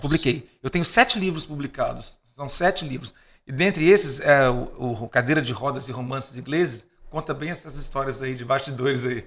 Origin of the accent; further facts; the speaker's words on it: Vitória, Espírito Santo, Brazil; eu vim lá de Vitória, pobrinho